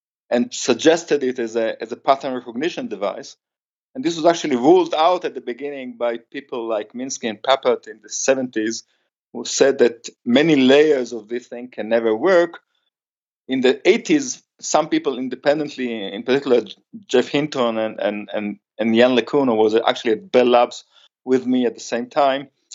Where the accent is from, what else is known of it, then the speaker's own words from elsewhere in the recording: Israel; English is a second language; also born or lived in United States; I came back to Israel after being 6 years in the States